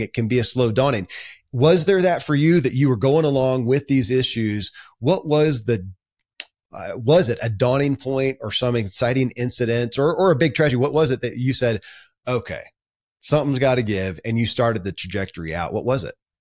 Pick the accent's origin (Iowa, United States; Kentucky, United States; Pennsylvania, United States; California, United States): Kentucky, United States; born or raised there